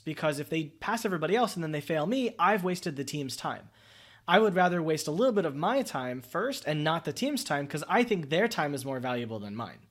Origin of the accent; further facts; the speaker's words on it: United States; As an American